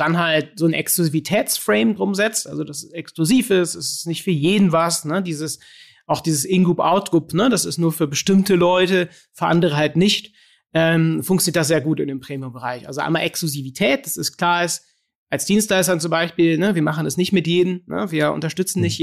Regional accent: Cologne, North Rhine-Westphalia, Germany; bei uns in Köln

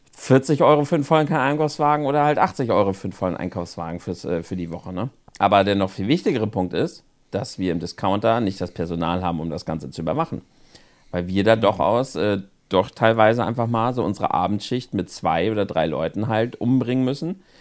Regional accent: Northern Germany, Germany; bei uns im Norden

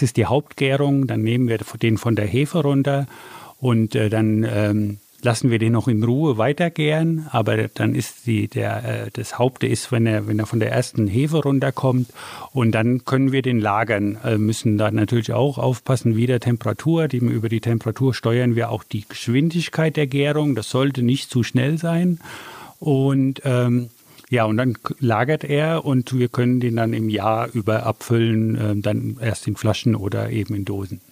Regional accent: Hesse, Germany; wir kommen ja aus Hessen

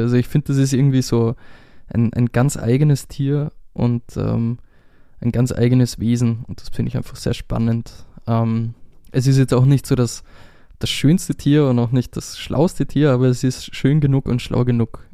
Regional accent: Austria; first language German; ich bin einfach aus einem deutschsprachigen Land und das ist meine Muttersprache

